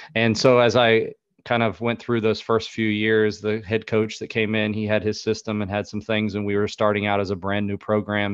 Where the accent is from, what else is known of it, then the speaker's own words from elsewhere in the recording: North Carolina, United States; where I was from North Carolina